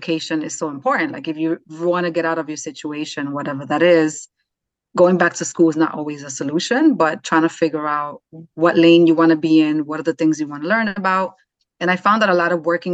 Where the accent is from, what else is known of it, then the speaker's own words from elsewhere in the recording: New York City, New York, United States; now in North Jersey, United States; I'm from the Bronx, New York, raised New York City girl